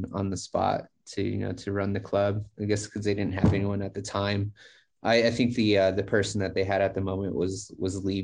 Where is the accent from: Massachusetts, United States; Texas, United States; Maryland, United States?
Texas, United States; El Paso; the club's in Hobbs, New Mexico, but I'm actually from El Paso, Texas.